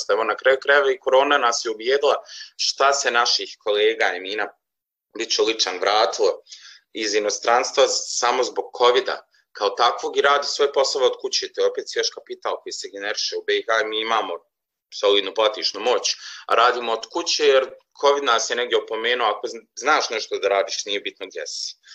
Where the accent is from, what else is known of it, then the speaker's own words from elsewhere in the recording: Maglaj, Federation of Bosnia and Herzegovina, Bosnia & Herzegovina; Ja sam porijeklom i živim u Magloj